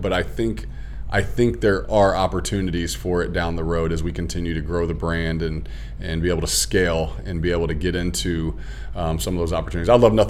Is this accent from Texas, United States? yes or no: yes; Houston, Texas, United States; also born or lived in Indianapolis; now in Schererville, United States; Originally, I was down from the Indianapolis area also, so I do have a lot of good experiences down there as well. And then before that, I was in Houston. Grew up in Houston, Texas.